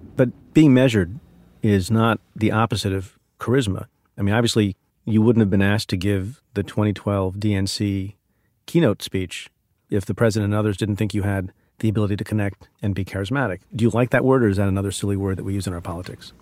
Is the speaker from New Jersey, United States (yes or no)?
yes; New Jersey, United States; also born or lived in India; My family's, uh, family of immigrants from India. and we grew up in New Jersey